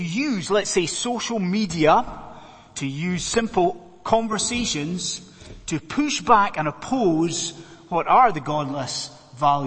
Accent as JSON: {"language": "English", "region": "Scotland", "country": "United Kingdom", "moved": "as an adult", "lives_now": "London, United Kingdom", "said": "I'm a Scotsman"}